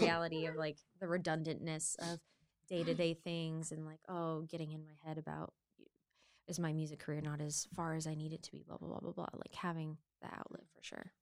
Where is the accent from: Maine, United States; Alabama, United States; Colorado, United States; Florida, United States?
Maine, United States; I'm from Maine, born and raised